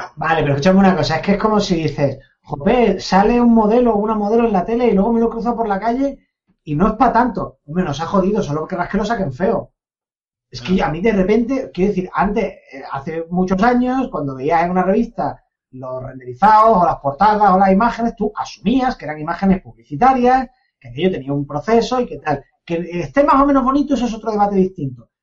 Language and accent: Spanish; Andalusia, Spain; moved away; los andaluces somos medio africanos